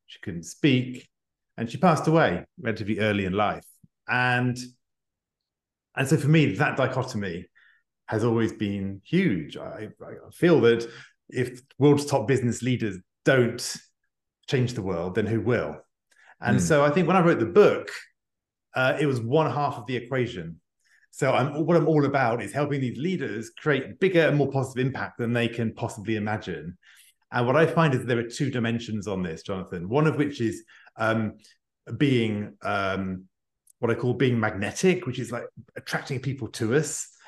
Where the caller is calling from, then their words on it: Paris, Île-de-France, France; English is a second language; I'm joining you from Paris, just outside of Paris in France. So you can tell by my accent, I'm not born French, but I have adopted the country over the last 20 years.